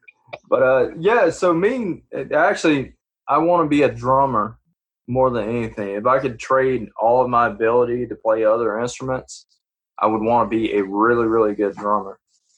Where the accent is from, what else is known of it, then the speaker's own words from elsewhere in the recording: Georgia, United States; accent: country; oh, I like your accent, man. Where are you from? Georgia? And I'm like, but Georgia, it's not as Georgia.